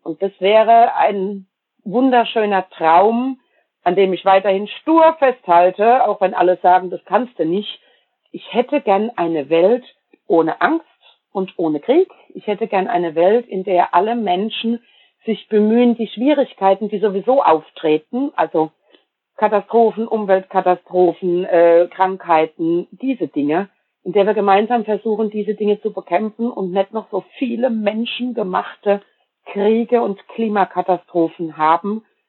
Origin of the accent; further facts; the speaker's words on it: Germany; also born or lived in Palatinate (Pfalz), Rhineland-Palatinate; wir reden uns als Deutsche immer gern schön